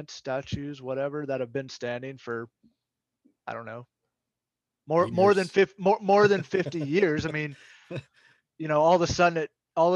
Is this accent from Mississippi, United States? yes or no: yes; Mississippi, United States; moved away as an adult; I'm from Mississippi. I grew up there and I lived there for 19 years